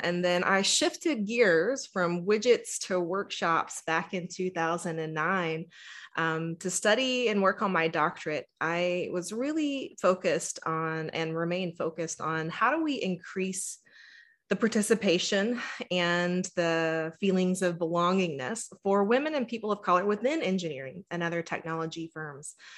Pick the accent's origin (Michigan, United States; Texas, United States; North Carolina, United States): Texas, United States; I am born and raised in Texas, and, you know, my experience growing up in the South